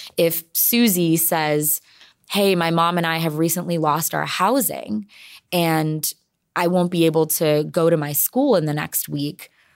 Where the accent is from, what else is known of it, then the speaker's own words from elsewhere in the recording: San Jose, California, United States; I am born and raised in San Jose